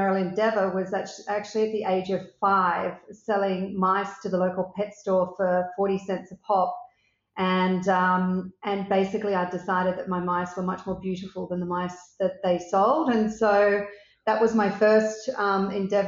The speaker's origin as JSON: {"language": "English", "country": "Australia", "tie": "born or raised there", "also_born_or_lived": "Sydney", "said": "So I am an Australian. I live in Sydney, and I've always lived in Australia"}